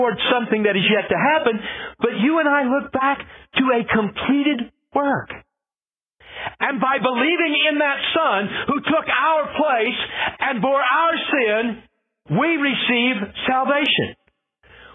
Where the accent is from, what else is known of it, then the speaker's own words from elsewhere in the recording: Scotland, United Kingdom; I'm Scottish